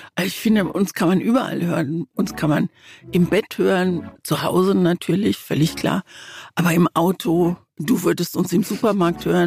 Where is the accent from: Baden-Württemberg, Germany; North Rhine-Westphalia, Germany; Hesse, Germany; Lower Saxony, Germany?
Baden-Württemberg, Germany; Mannheim; also born or lived in East Germany (GDR); wir sind damals 1953 aus der DDR geflohen und unser erster unser erster Ort war Mannheim. Da bin ich dann groß geworden und Mannheim ist wirklich auch ein Stück Heimat